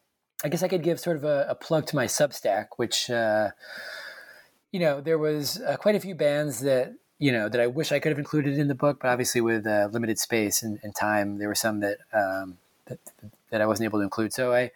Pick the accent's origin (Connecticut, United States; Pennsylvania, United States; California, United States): Connecticut, United States; Hartford; from just outside of Hartford, and so, you know, … was sort of like the big band in my home state growing up.